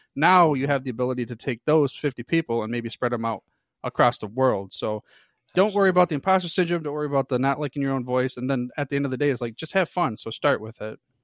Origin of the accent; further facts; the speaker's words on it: Michigan, United States; I'm a true blood, born and raised in the Michigan area